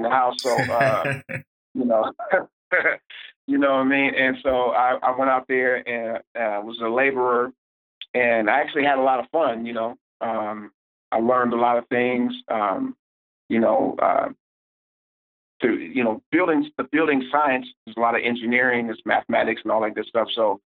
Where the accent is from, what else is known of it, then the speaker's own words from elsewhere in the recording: Oakland, California, United States; I'm from Oakland, California